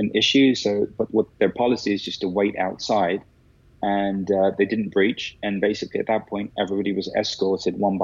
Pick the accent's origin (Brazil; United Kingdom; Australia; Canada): United Kingdom; London; growing up in London